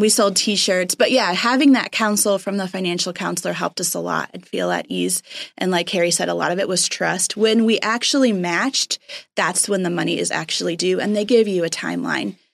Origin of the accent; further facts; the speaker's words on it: Puerto Rico; moved away; we grew up in Puerto Rico.